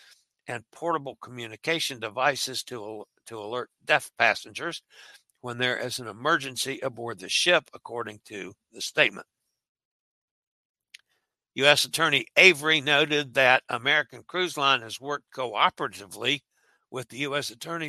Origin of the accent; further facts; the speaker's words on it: Gambia; I'm from Gambia.